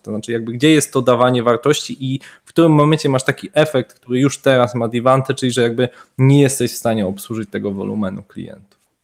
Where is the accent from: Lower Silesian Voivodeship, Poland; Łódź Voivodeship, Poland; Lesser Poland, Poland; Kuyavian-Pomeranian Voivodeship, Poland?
Lower Silesian Voivodeship, Poland; Wrocław; Oba jesteśmy z Wrocławia